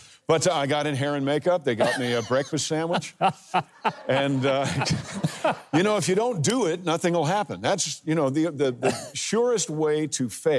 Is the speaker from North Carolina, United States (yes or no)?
no; Mount Kisco, New York, United States; I'm from Mount Kisco, New York. So I'm from Westchester County, New York.